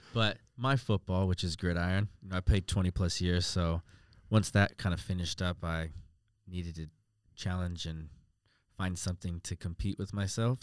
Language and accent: English; United States; moved away as an adult; now in Australia; coming from America, obviously, uh, living in Australia now the last four years